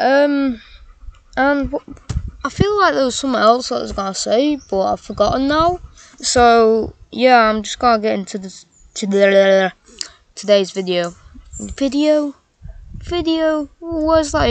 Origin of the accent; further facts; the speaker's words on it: England, United Kingdom; I am English